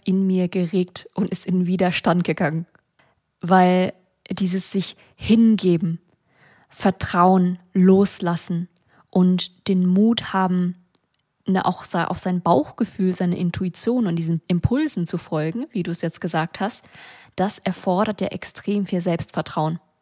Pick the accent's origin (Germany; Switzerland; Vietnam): Vietnam; für mich als Vietnamesin und Arbeiterkind